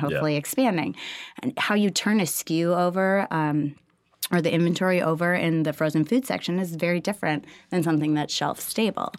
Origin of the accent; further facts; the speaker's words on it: Minneapolis, Minnesota, United States; moved away as an adult; now in Austin, United States; Originally, I'm from Minneapolis